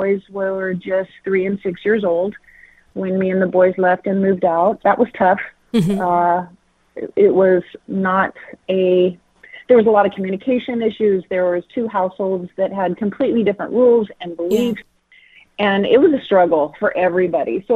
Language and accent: English; Castro Valley, California, United States; also born or lived in Kona, Hawaii; now in Modesto, United States; I'm from the Bay Area originally, born and raised in Castro Valley, California.